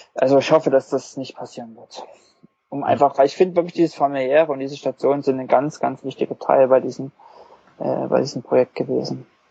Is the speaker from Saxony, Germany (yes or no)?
yes; Wurzen, Saxony, Germany; moved away; also born or lived in Leipzig; ich komme eigentlich nicht aus Leipzig, sondern aus einem Kleinstadt, Wurzen